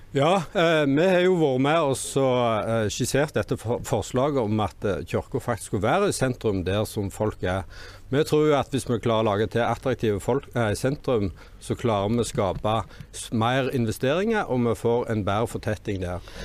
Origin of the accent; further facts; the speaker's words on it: Orre, Rogaland, Norway; Jeg kommer fra Åre, og jeg er Senterpartiet sin ordførerkandidat.